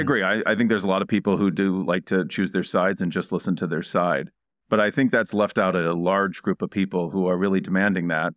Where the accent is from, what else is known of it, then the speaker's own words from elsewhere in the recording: Indiana, United States; I grew up in Indiana